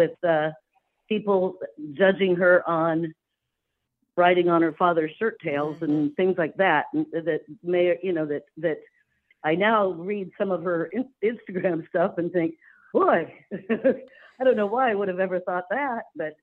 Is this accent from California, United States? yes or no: yes; California, United States; moved away as an adult; also born or lived in Indiana; I grew up out there in California